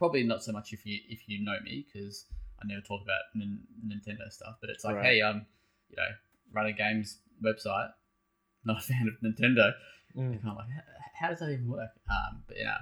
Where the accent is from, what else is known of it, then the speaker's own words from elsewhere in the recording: Tasmania, Australia; moved away; I'm originally from Tassie